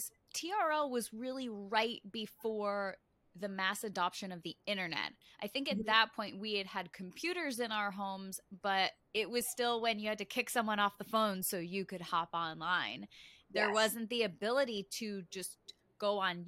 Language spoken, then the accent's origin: English; Connecticut, United States; I grew up in Connecticut, and so I was a little bit too far away from Times Square